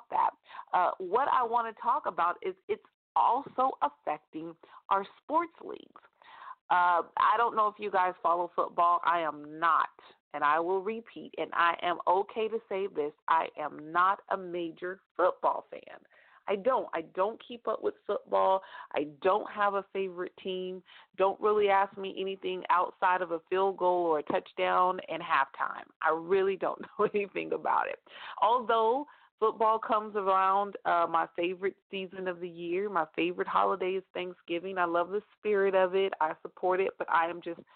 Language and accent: English; California, United States; close to my hometown in California